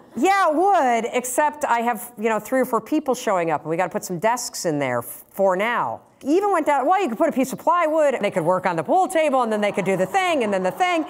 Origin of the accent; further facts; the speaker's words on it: Muskegon, Michigan, United States; now in Boston, United States; I grew up in Muskegon, Michigan, where Brunswick was founded.